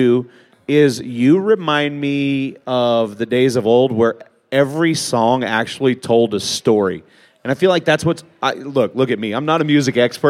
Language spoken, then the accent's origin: English; Oklahoma, United States; I grew up in Oklahoma.